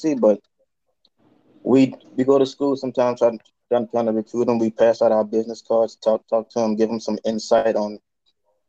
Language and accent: English; Louisiana, United States; now in Chicago, United States; I'm currently a U.S. recruiter from Louisiana